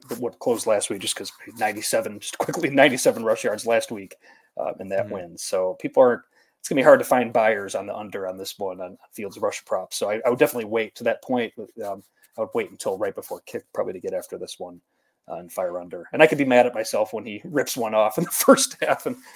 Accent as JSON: {"language": "English", "town": "Chicago", "region": "Illinois", "country": "United States", "said": "as a Chicagoan"}